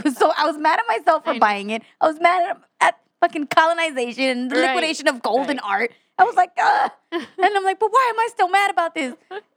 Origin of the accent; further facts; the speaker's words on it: Texas, United States; I'm from Texas.